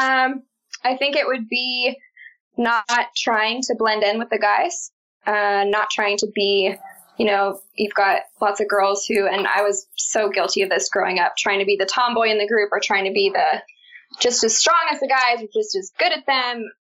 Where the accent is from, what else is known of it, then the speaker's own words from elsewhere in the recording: Baltimore, Maryland, United States; I'm from Baltimore, Maryland